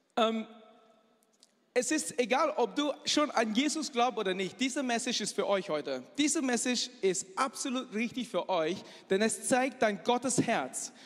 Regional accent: Malaysia; German is a second language; moved away as an adult; now in Germany; Ich komme aus Malaysia, aber ich sehe sehr chinesisch aus, denn ich bin Chinese

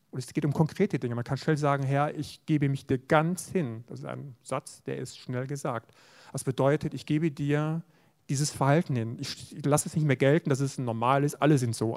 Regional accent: West Germany, Germany; ich in einer Gemeinde aufgewachsen bin in Westdeutschland

